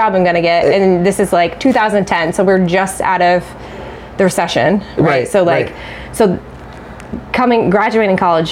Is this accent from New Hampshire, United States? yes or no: yes; Claremont, New Hampshire, United States; I grew up in Claremont and literally went to Maple Ave